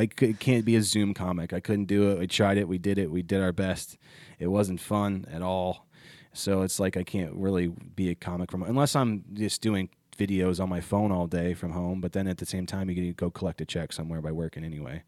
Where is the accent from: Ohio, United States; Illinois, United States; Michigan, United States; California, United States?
Ohio, United States; moved away; I was at home in my hometown and a kid I went to high school